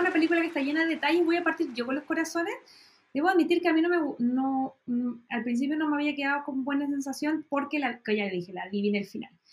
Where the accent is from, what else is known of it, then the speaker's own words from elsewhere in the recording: Chile; como soy chilena